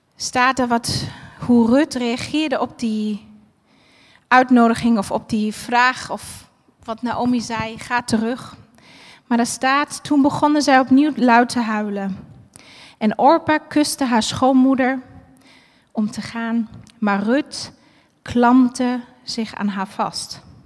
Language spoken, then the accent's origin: Dutch; Berlin, Germany; moved away; Ik ben eh, geboren en opgegroeid in Berlijn